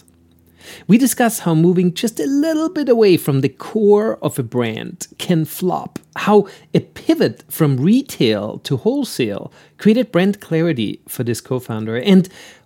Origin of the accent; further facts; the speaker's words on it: Austria; accent: Austrian; my Austrian accent